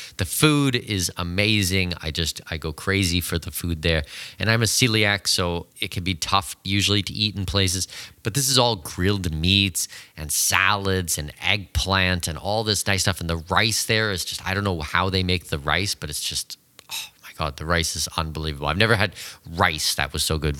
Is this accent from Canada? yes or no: yes; Canada; moved away; also born or lived in Abu Dhabi; I'm Canadian and my wife is from China